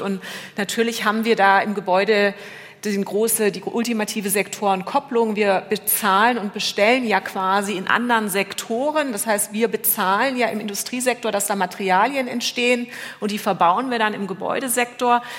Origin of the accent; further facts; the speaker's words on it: Germany; Bei uns in Deutschland